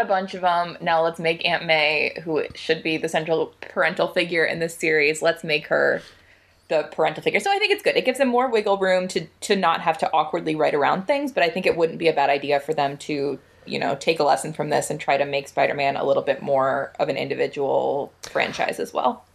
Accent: United States; being an American

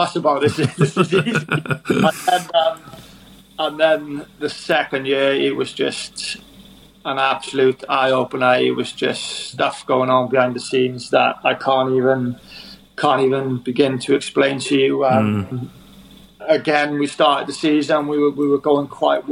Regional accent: Wales, United Kingdom; being a Welshman

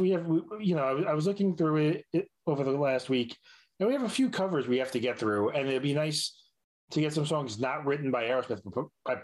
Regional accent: New York, United States; as a New Yorker

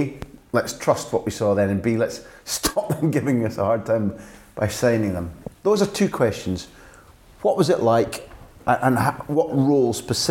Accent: Scotland, United Kingdom; I suppose what I'm saying as a Scot

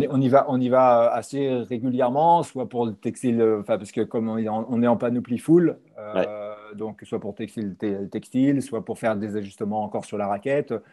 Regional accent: Paris, Île-de-France, France

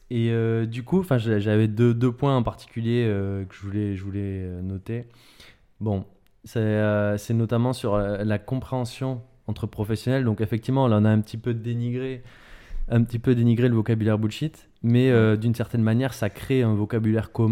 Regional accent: France; en tant que, effectivement, en tant que Français

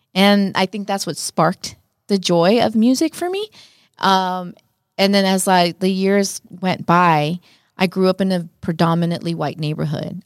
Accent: Los Angeles, California, United States; first language Spanish; English is a second language; I'm obviously Mexican American

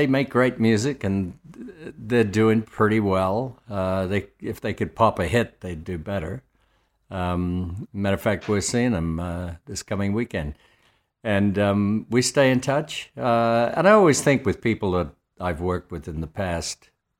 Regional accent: Australia; I'm not a fan of either country, so obviously I'm Australian.

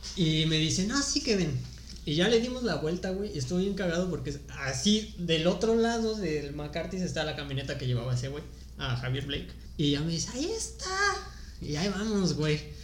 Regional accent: Salamanca, Guanajuato, Mexico; moved away as an adult; also born or lived in Tulum; now in Playa del Carmen, Mexico; Soy de Salamanca, Guanajuato

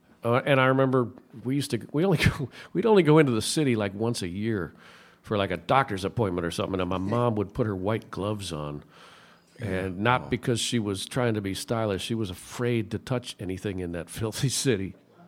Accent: Buffalo, New York, United States; also born or lived in Lackawanna, New York; now in Austin, United States; I grew up just outside of Buffalo, New York, just south of Buffalo.

